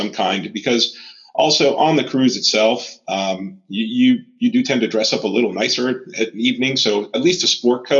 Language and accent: English; Florida, United States; also born or lived in Puerto Rico; raised in Florida